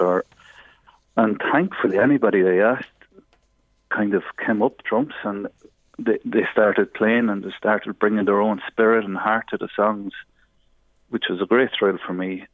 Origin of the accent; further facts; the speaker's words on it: Navan, Leinster, Ireland; we grew up together in Navan, more or less next door to each other